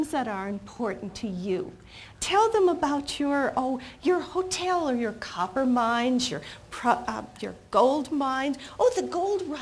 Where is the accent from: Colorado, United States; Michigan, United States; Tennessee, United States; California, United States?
Michigan, United States; Detroit; I grew up in Detroit, Michigan.